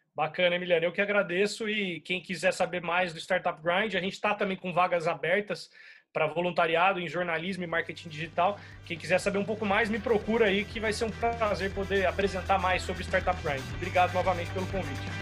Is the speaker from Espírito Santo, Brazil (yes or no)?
no; Uberlândia, Minas Gerais, Brazil; moved away as an adult; now in São Paulo, Brazil; eu sou mineiro, né? Eu nasci em Uberlândia, mas eu já moro em São Paulo há uns 10 anos